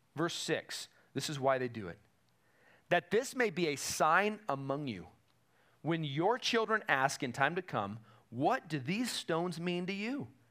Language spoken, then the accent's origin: English; Woodland Park, Colorado, United States; moved away; I have a place in the town I grew up in in Colorado